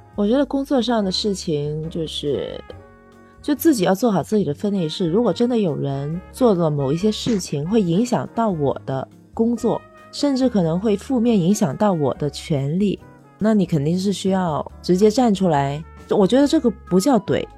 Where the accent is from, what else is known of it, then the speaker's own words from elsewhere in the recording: China; moved away; also born or lived in Japan; 我是一个中国人